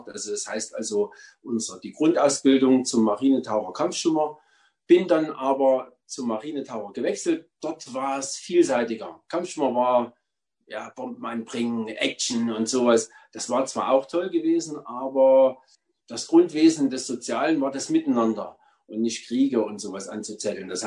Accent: Wandersleben, Thuringia, Germany; habe Entlassungsgesuch geschrieben bei der Armee und bin dann wieder zurückgegangen nach Thüringen, wo ich herkomme, Gotha, Wandersleben.

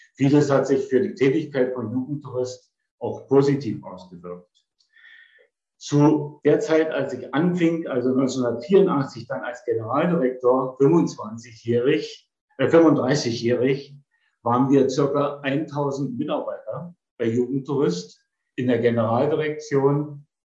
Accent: Potsdam, Brandenburg, Germany; Ich bin 1948 in Potsdam geboren, bin dann von 1955 bis 1963 in Potsdam zur Polytechnischen Oberschule gegangen

